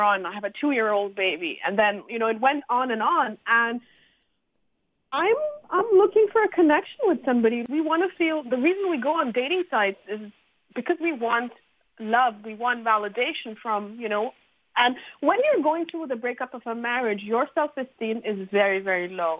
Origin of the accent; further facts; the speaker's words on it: Montreal, Quebec, Canada; I'm from Montreal and I've run the Montreal Single Parents Group.